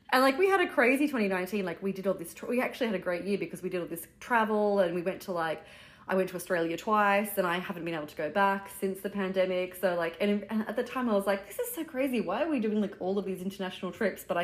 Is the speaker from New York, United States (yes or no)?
yes; Brooklyn, New York, United States; We're from Brooklyn